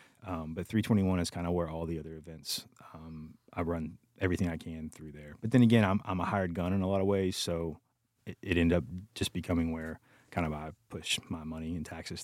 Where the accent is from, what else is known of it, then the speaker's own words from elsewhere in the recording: Dayton, Texas, United States; I'm from the Houston area, a town called Dayton, which is like between Houston and Beaumont.